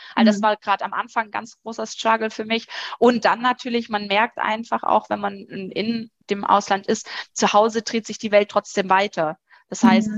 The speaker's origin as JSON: {"language": "German", "country": "Germany", "said": "bei uns in Deutschland"}